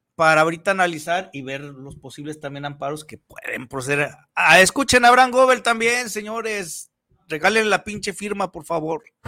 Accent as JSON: {"language": "Spanish", "country": "Mexico", "said": "como buenos mexicanos"}